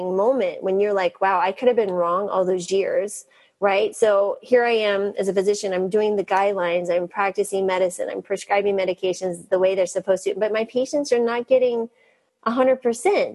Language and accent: English; New Mexico, United States; I grew up in the Western Southwest, New Mexico